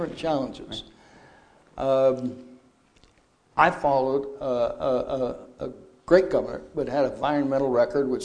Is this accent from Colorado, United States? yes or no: yes; Holly, Colorado, United States; I'm from Holly, Colorado